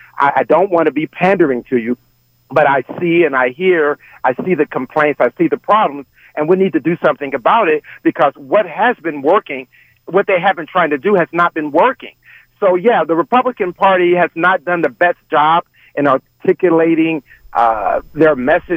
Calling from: Woodstock, Georgia, United States; I'm calling from Woodstock.

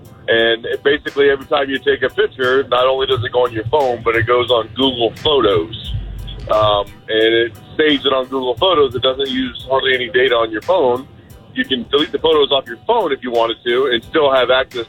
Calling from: St. Cloud, Minnesota, United States; … from St. Cloud.

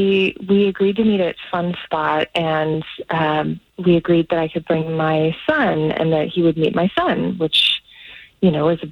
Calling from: Celebration, Florida, United States; Hey, I'm calling from Celebration.

